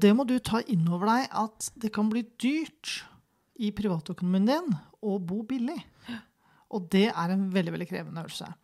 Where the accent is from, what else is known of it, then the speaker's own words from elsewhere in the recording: Kløfta, Akershus, Norway; jeg vokste opp på Kløfta